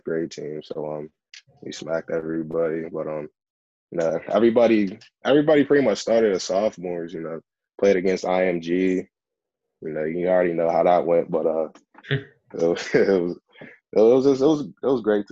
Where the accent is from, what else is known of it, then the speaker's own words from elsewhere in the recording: Penn Hills, Pennsylvania, United States; moved away; also born or lived in Pine-Richland area, Pennsylvania; I was originally from Penn Hills also, so I know people from Penn Hills.